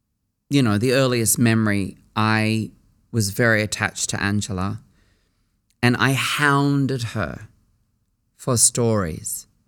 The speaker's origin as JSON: {"language": "English", "town": "Surry Hills", "region": "New South Wales", "country": "Australia", "tie": "born or raised there", "said": "A great deal, because when I was growing up in Surry Hills, I was born in Surry Hills on Crown Street Women's Hospital, it was a working class, multicultural area."}